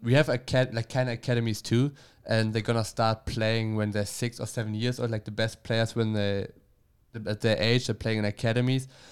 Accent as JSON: {"language": "English", "region": "Bremen", "country": "Germany", "tie": "born or raised there", "also_born_or_lived": "Bielefeld", "second_language": "English", "moved": "as an adult", "lives_now": "United States", "said": "I grew up, uh, in Bremen."}